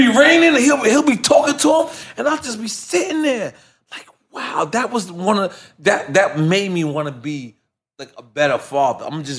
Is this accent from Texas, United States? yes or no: no; New York City, New York, United States; I'm from Left Rack City, right?